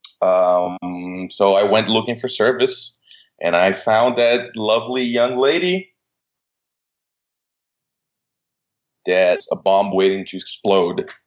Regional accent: Brazil; moved away as an adult; now in United States; I'm originally from Brazil. I came here to study

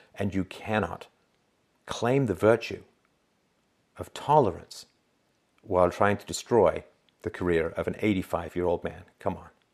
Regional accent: England, United Kingdom; now in Canada; growing up in England

